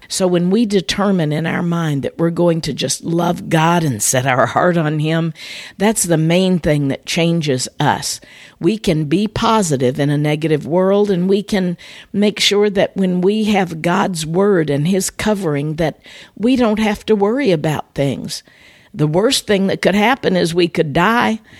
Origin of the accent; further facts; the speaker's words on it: Midwest, United States; moved away as an adult; now in Florida, United States; Growing up in the Midwest